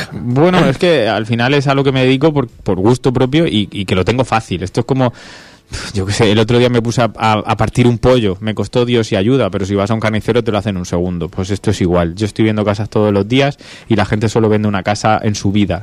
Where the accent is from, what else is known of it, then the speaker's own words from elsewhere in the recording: Region of Murcia, Spain; somos murcianos